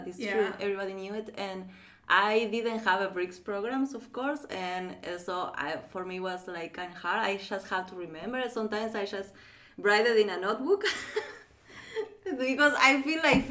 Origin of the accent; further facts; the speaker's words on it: Argentina; English is a second language; moved away; I am from Argentina